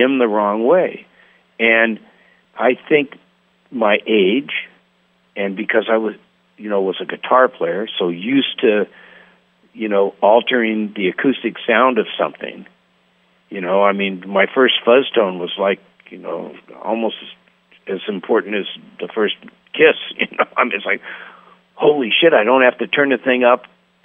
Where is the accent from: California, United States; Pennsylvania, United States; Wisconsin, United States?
California, United States; Los Angeles; also born or lived in Berkeley, California / San Francisco, California; I'm an essay from the Valley